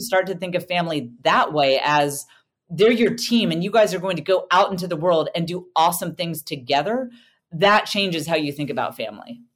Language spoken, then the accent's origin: English; United States; I'm an American